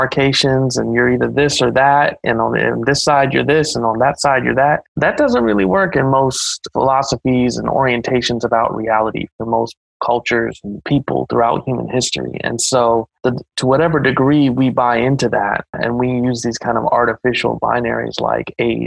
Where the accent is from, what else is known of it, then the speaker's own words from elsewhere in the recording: Ohio, United States; growing up in Ohio